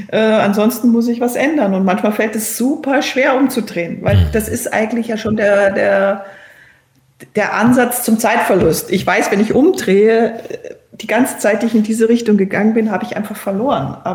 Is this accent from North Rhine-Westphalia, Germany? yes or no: no; Berchtesgaden, Bavaria, Germany; also born or lived in Cologne; Dass es meine Geburtsstadt ist und dass auch mein Vater daherkommt, Aber aufgewachsen bin ich in Berchtesgaden und deswegen fühle ich mich eigentlich eher ähm, zu Hause in Berchtesgaden.